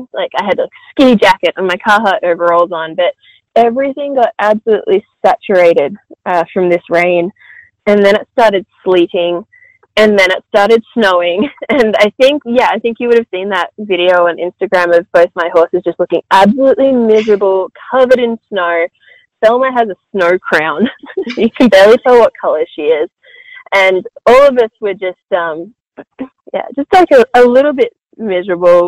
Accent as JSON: {"language": "English", "country": "Australia", "said": "As an Australian"}